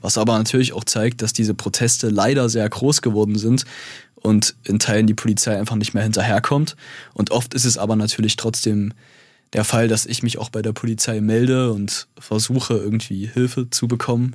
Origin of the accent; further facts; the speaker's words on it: Zwickau, Saxony, Germany; moved away as an adult; now in Halle, Germany; weil ich meine Heimatstadt liebe